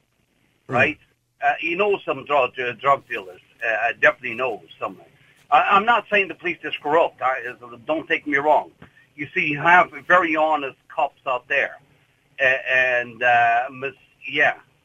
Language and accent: English; Cascais, Lisbon, Portugal; now in Ireland; I am from Portugal, yeah. I'm from around Lisbon. I'm from a town called Cascais, into the coast, from the coast.